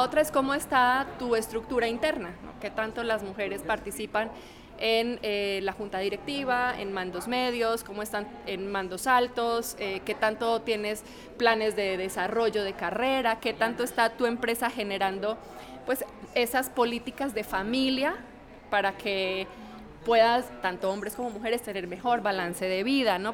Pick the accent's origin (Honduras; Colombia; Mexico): Colombia; yo soy colombiana